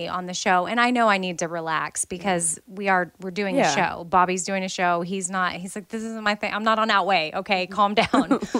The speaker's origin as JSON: {"language": "English", "country": "United States", "said": "I'm American"}